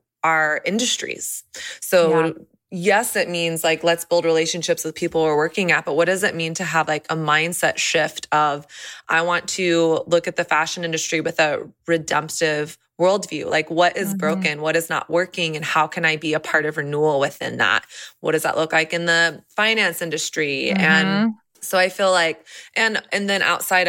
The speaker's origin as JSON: {"language": "English", "region": "the South", "country": "United States", "tie": "born or raised there", "lives_now": "Nashville, United States", "said": "I grew up in the South"}